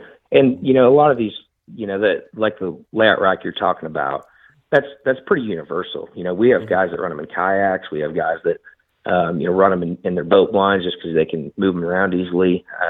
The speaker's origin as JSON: {"language": "English", "region": "Nebraska", "country": "United States", "tie": "born or raised there", "said": "Man, so growing up in Nebraska, I still hunt a lot up there. I still have access to a lot of land."}